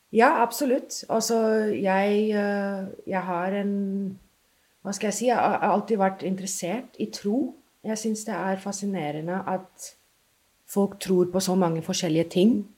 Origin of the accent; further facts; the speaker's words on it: Mumbai, Maharashtra, India; first language English; Norwegian is a second language; moved away as an adult; also born or lived in London, United Kingdom; now in Norway; Jeg ble født i India og har egentlig bodd der eh, helt til jeg flytta til England for å ta masteren min der. Men jeg vokste jo opp